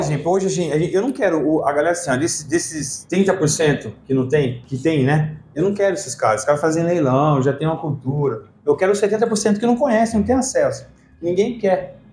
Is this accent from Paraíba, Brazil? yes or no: no; Ribeirão Preto, São Paulo, Brazil; moved away as an adult; also born or lived in Curitiba / Uberlândia / Piracicaba; Eu nasci em Ribeirão Preto e fui pra Curitiba